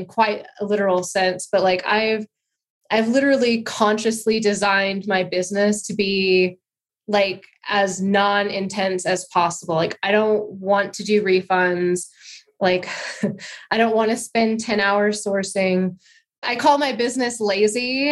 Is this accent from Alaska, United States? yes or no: yes; Alaska, United States; I'm from Alaska, so Alaska